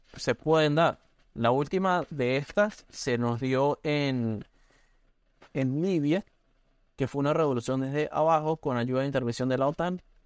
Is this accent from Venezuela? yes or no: yes; Venezuela; moved away as an adult; also born or lived in San Cristóbal, Venezuela; now in Oregon, United States; nosotros como venezolanos